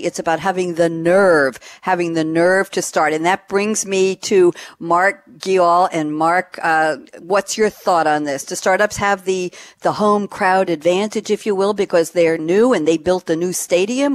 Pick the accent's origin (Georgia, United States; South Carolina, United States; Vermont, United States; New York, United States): New York, United States; moved away as an adult; now in Durham, United States; I relocated from New York uh, at the last week of August of 2017 to Durham, North Carolina. Never thought in my lifetime as a New York girl I would end up in the South